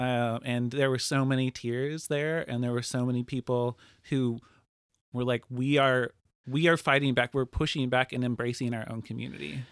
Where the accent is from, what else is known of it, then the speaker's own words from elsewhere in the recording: Lincoln City, Oregon, United States; born and raised, um, in Lincoln City.